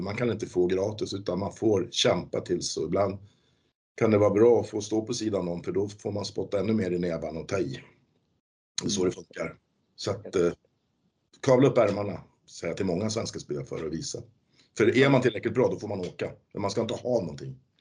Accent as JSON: {"language": "Swedish", "town": "Hallstavik", "region": "Stockholm County", "country": "Sweden", "said": "Jag är ju från Hallstavik också. Vi är ju två lokala"}